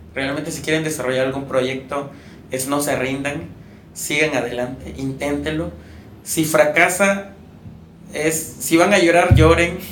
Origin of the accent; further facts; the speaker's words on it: Campeche, Mexico; moved away as an adult; now in Puebla, Mexico; por ser campechano